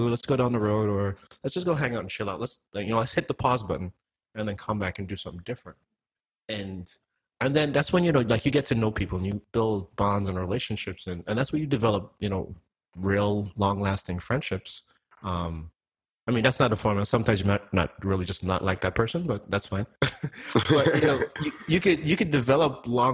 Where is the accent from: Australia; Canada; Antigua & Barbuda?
Antigua & Barbuda; now in United States; I'm from Antigua. Like, none of my family lives in the United States